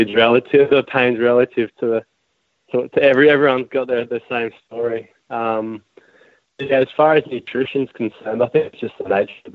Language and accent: English; Austinville, New South Wales North Coast, Australia; I grew up in Austinville, a small town on the New South Wales North Coast, and I live 15 minutes down the road from there now.